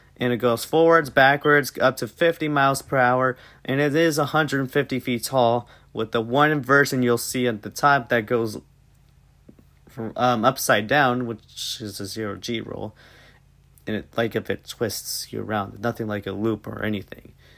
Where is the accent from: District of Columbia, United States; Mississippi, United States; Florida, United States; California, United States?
Florida, United States; Tampa; I'm originally from Tampa Bay